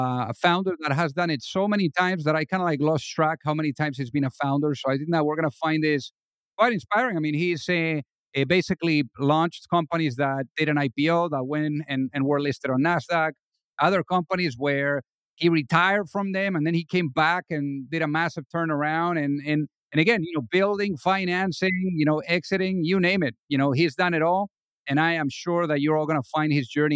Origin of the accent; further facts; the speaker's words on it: Spain; I'm from Spain too